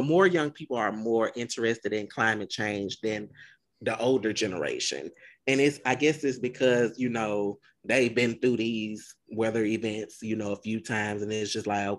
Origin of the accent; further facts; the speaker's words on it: Browning, United States; but I grew up in Browning and it was hot in Browning growing up.